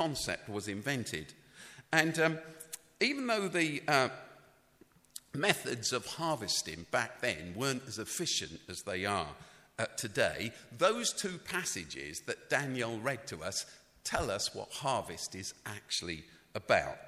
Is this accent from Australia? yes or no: no; London, United Kingdom; I grew up in London. I grew up in the city.